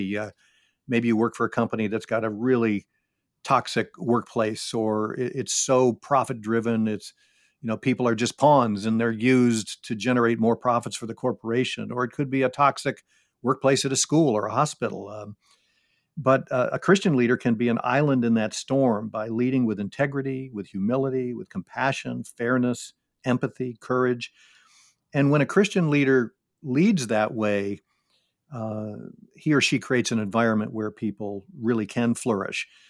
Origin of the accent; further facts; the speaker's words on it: Syracuse, New York, United States; I grew up in Syracuse, New York